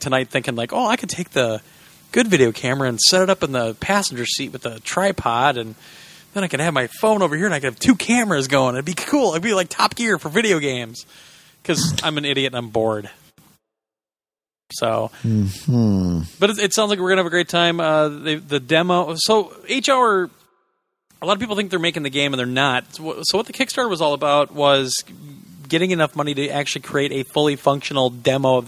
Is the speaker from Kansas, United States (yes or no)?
yes; Kansas, United States; I'm from Kansas